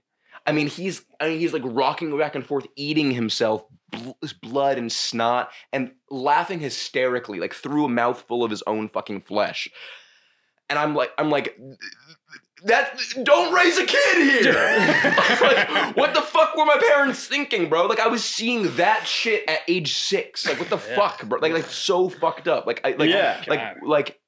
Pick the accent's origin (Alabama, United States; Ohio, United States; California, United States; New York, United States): New York, United States; New York City; growing up in New York where you just see fucking horrible shit all the time